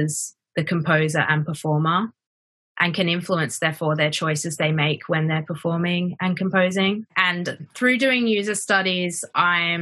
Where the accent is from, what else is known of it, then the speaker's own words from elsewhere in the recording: Brisbane, Queensland, Australia; moved away as an adult; also born or lived in New York / Lyon, France; now in London, United Kingdom; I'm originally from Brisbane, Australia